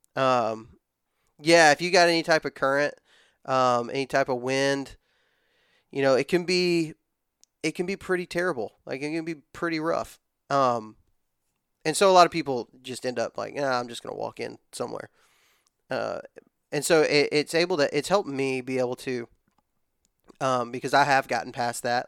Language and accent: English; West Texas, United States; moved away as an adult; also born or lived in Georgia; now in Alabama, United States; born and raised in West Texas. Um, I moved to Alabama whenever I was eighteen.